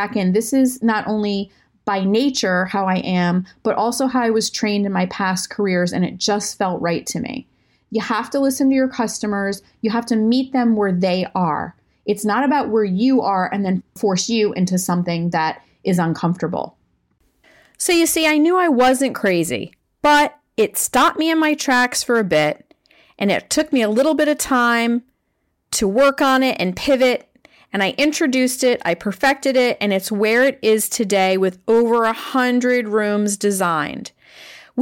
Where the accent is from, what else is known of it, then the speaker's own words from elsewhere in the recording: Maine, United States; I grew up in Maine, and I grew up in a lovely suburb.